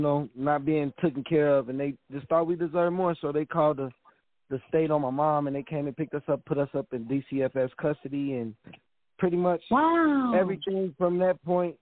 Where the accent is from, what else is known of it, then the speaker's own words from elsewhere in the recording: Chicago, Illinois, United States; I'm from Chicago